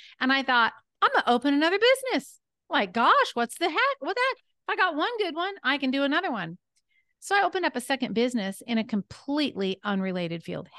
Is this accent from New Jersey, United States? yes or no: no; California, United States; born there; I was born in Northern California.